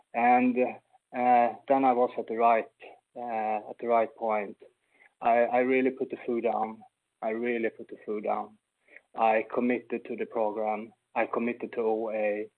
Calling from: Sweden; like …, and I'm a recovered compulsive overeater. I'm calling in from Sweden. A very cold Sweden today, unfortunately.

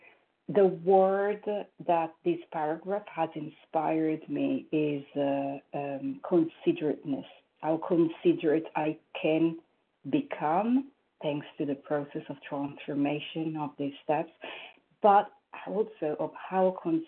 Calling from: New York, United States; I am calling from New York.

